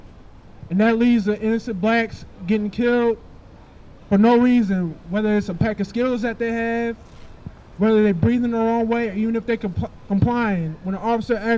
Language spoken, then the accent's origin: English; Akron, Ohio, United States; moved away as an adult; now in Washington, United States; I moved here from Ohio a little under a year ago. I'm from Akron